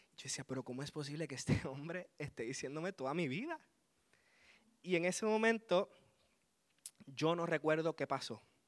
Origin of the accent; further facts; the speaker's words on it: Aguada, Puerto Rico; Vengo desde el hermoso pueblo de Aguada, donde le llaman el Vaticano de Puerto Rico